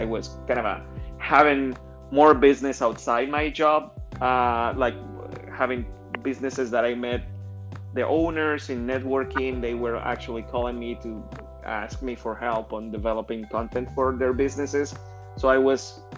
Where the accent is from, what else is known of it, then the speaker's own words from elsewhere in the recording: Colombia; English is a second language; moved away as an adult; also born or lived in Indiana; now in United States; I am originally from Colombia, and I went to college down there.